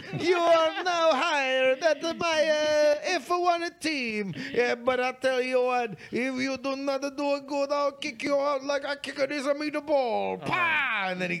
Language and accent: English; Scotland, United Kingdom; Well, if not, then it's ironic that I'm Scottish.